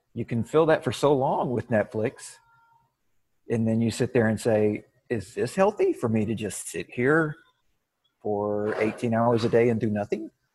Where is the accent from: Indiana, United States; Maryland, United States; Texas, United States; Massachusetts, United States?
Texas, United States; Waco; I'm from Waco, Texas